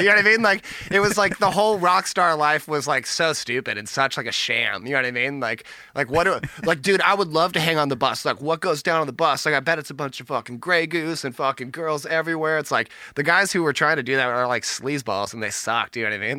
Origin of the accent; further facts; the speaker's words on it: Bay Area, California, United States; born and raised Bay Area